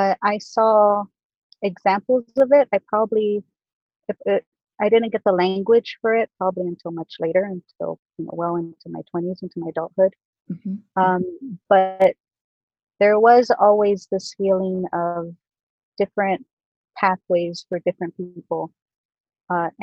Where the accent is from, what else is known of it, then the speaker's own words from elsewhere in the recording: South Gate, California, United States; I was born and raised in Southgate, which is southeast Los Angeles.